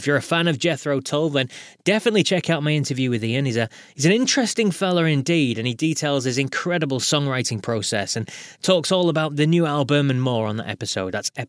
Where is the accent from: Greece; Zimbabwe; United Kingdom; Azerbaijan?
United Kingdom; so from my point of view, being British